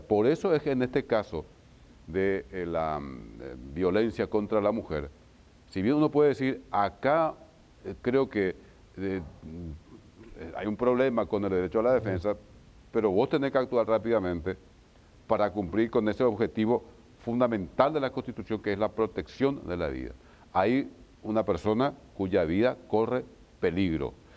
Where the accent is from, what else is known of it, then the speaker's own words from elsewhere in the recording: Isla Umbú, Ñeembucú, Paraguay; el juez de Isla Umbu que es mi pueblo